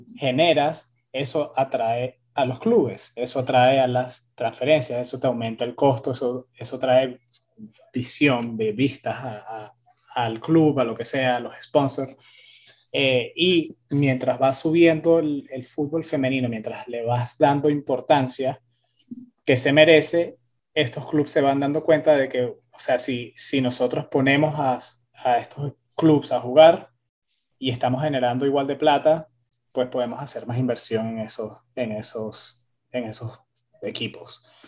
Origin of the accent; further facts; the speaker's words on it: Miami, Florida, United States; now in Austin, United States; donde nosotros crecimos, como en Miami